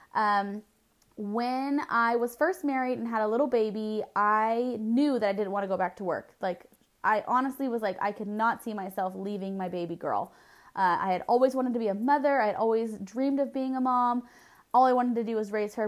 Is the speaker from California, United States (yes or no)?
yes; Southern California, United States; I was born and raised in Southern California